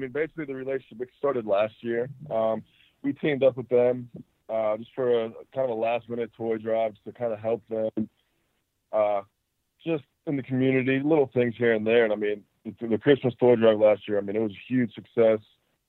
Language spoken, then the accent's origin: English; Pittsburgh, Pennsylvania, United States; I mean, I'm from Pittsburgh. I like to go back, spend time with family during that time.